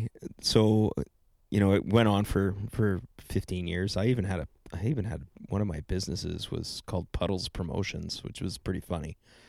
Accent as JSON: {"language": "English", "region": "Ontario", "country": "Canada", "tie": "born or raised there", "said": "I'm one of those imports from Ontario that never left, right? There's a lot of us."}